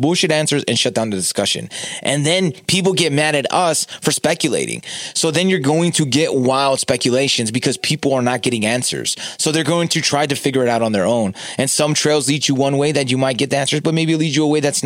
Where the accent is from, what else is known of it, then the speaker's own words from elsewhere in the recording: California, United States; I'm from California. We have Carl's Jr.